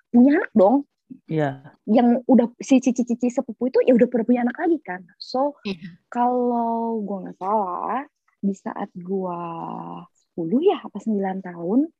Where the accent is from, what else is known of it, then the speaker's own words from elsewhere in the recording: Bandung, West Java, Indonesia; now in Jakarta, Indonesia; jadi dari dari kecil sebenarnya